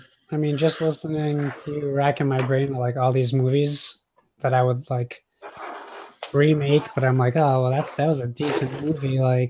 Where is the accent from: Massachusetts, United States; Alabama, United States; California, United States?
Massachusetts, United States; I'm from Massachusetts, and regardless of what people think of the teams, as a kid, I was taught what sports hate is